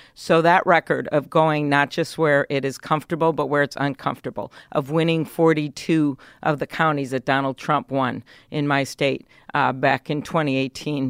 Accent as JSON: {"language": "English", "region": "Midwest", "country": "United States", "said": "I am from the Midwest."}